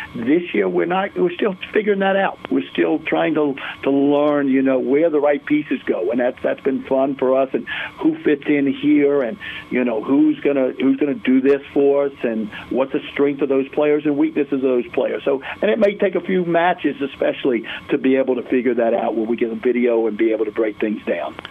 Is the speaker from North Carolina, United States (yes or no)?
yes; Greensboro, North Carolina, United States; now in Durham, United States; Growing up in Greensboro, and then uh, been in Durham for for so long